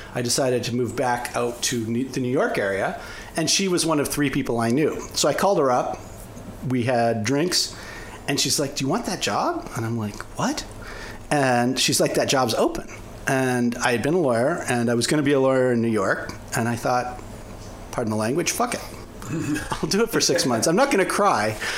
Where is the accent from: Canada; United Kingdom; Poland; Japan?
Canada; now in United States; I'm originally Canadian